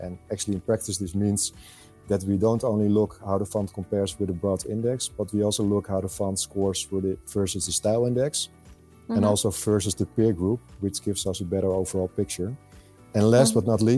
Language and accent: English; Netherlands; I'm born and raised in the Netherlands